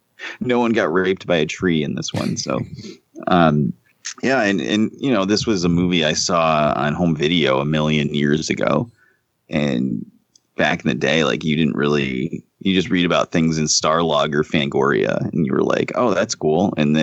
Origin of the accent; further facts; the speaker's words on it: Buenos Aires, Argentina; I'm from Buenos Aires and I say kill them all.